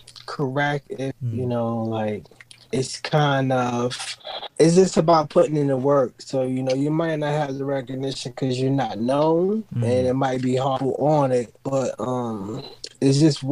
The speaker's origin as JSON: {"language": "English", "town": "Brooklyn", "region": "New York", "country": "United States", "tie": "born or raised there", "said": "You know, I grew up in Brooklyn, New York, in the streets"}